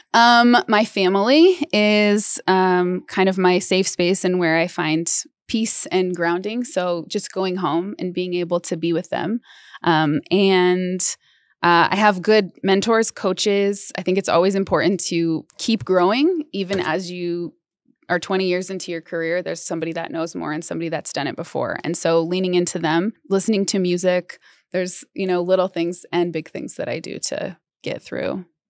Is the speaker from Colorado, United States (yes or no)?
yes; Denver, Colorado, United States; also born or lived in Los Angeles; I grew up mostly in Denver and kind of the suburbs and areas around